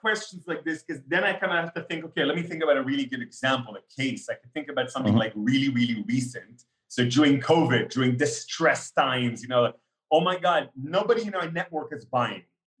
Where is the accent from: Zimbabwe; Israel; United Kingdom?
Israel; born there; also born or lived in Canada / Russia; You know, I was born in Israel, but then lived in Canada, Israel, and Russia for 10 years each in my life.